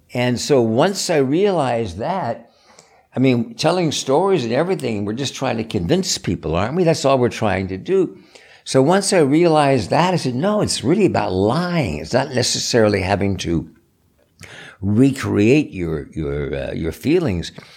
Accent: East Coast, United States; I grew up in the East Coast

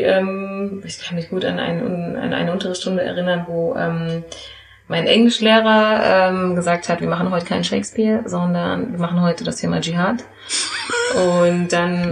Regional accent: Frankfurt, Hesse, Germany; also born or lived in Geneva; ich bin hier in Frankfurt geboren und ja. aufgewachsen, ging hier zur Grundschule, habe hier Abitur gemacht

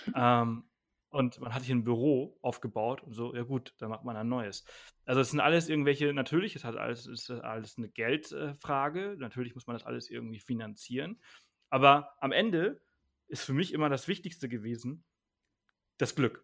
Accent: Mallorca, Balearic Islands, Spain; also born or lived in Bangkok / Berlin; now in Garmisch-Partenkirchen, Germany; ich bin wirklich auf dem Land aufgewachsen, sechs Kilometer jeden anderen Ort, mit, also drei Häuser um mich herum. Mhm. Äh, so, so, bin ja. ich auf Mallorca aufgewachsen

